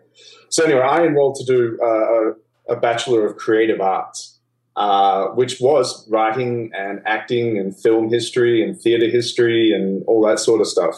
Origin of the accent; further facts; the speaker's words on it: Melbourne, Victoria, Australia; accent: Australian; moved away as an adult; now in New York, United States; Growing up in Australia was great.